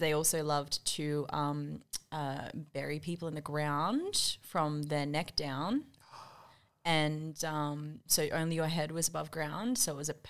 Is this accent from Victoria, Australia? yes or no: no; Darwin, Northern Territory, Australia; I'm from Darwin